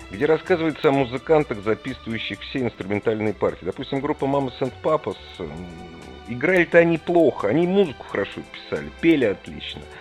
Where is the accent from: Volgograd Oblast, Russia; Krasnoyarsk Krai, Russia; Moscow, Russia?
Moscow, Russia; Столько листвы никогда не было, и все мы знаем, москвичи, что подтопление в Москве